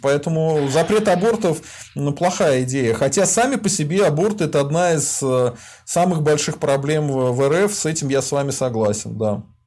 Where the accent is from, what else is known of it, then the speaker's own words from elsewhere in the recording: Volga region, Russia; я из Поволжья